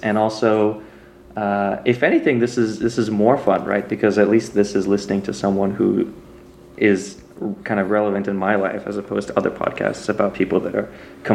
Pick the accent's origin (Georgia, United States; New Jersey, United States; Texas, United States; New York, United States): Texas, United States; moved away as an adult; also born or lived in Louisiana / Austin, Texas; now in Pacific Northwest, United States; I guess I would consider myself a Texan.